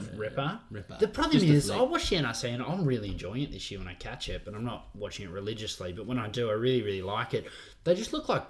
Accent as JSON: {"language": "English", "country": "Australia", "said": "as an Australian fan, it's probably been the lowest ever international season."}